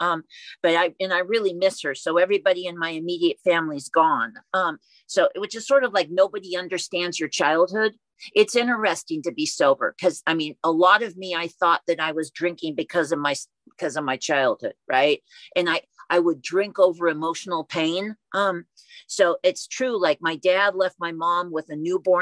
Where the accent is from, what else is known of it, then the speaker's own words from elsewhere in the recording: Oakland, California, United States; I was born and raised in Oakland